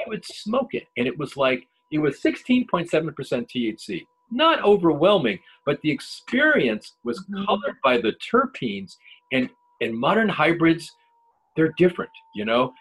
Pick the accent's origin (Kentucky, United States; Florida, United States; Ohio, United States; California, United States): Ohio, United States; I'm from Ohio